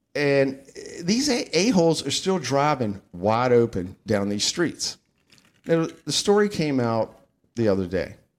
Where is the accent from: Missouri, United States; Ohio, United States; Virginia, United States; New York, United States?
Virginia, United States; We're from Virginia